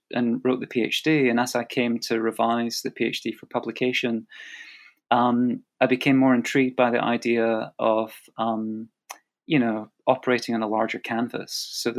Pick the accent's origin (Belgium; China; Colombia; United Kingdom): United Kingdom; as a British historian working in the U.K., you know, getting to the U.S. to conduct the archival research